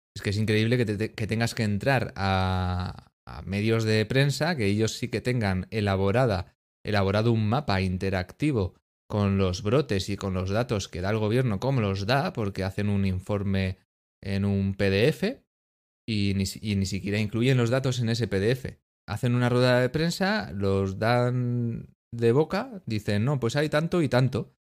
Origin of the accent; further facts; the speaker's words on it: Spain; España, somos los, los apestados un poquito